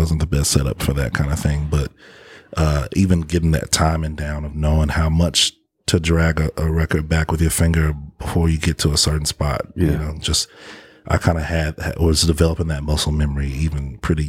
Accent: Memphis, Tennessee, United States; I grew up kind of southeast area over near Wooddale in that area

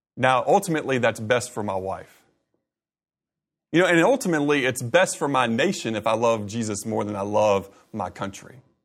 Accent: Augusta, Georgia, United States; I grew up in Augusta.

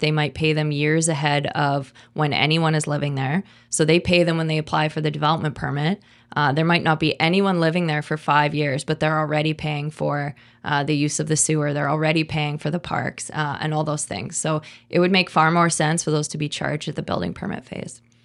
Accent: Kelowna, British Columbia, Canada; I was born in Kelowna, and my kids were born here, and, you know, I left for a very, very short period of time, and I hope, uh, I hope to never leave

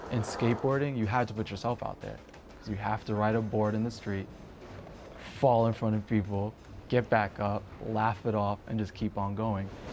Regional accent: Mount Vernon, New York, United States; I'm from Mount Vernon, New York

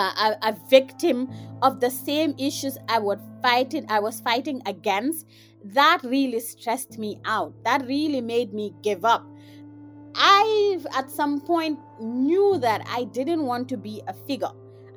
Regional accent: Gambia; now in Indiana, United States; I am a young African feminist. I am from the Gambia, but I am currently based in Indiana and I'm studying.

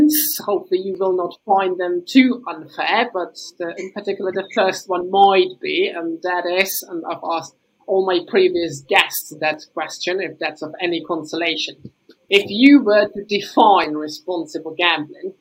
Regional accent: Czechia; my home country team, the Czech Republic

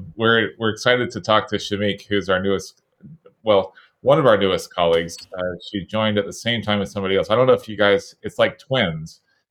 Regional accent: Florida, United States; moved away as an adult; also born or lived in Syracuse; now in Bay Area, United States; It reminded me of growing up in Florida and actually getting hit by a hurricane.

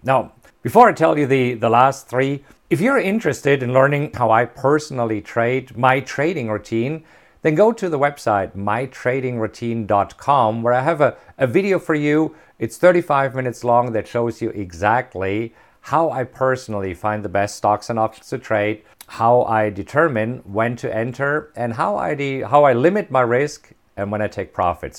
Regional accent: Germany; moved away; I'm German. I grew up in Germany, and growing up in Germany

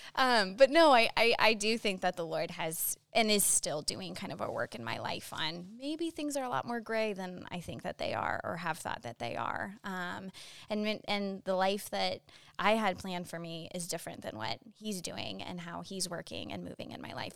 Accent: Phoenix, Arizona, United States; also born or lived in Boston; I was born in Boston, but grew up in Phoenix, Arizona

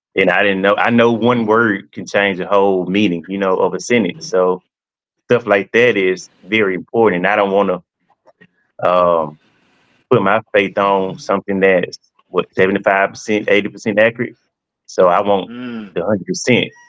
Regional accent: Monticello, Mississippi, United States; from Mississippi, Monticello, Mississippi, a small town

